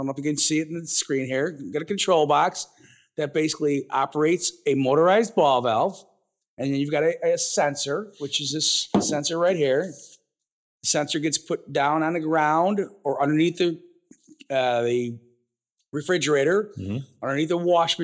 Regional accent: Chicago, Illinois, United States; I grew up, born and raised in the South Suburbs of the Chicagoland area

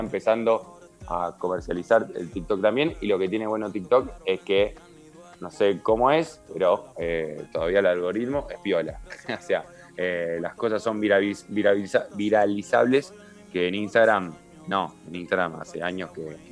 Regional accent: Comodoro Rivadavia, Chubut, Argentina; moved away; also born or lived in Neuquén; yo me crié en Comodoro Rivadavia, después viví en Neuquén

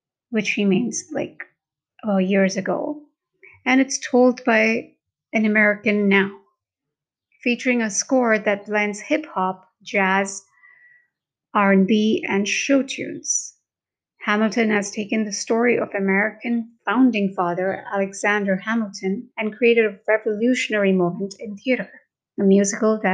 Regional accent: Mumbai, Maharashtra, India; first language Hindi; English is a second language; I'm from India and born in Mumbai. Hindi is native to me

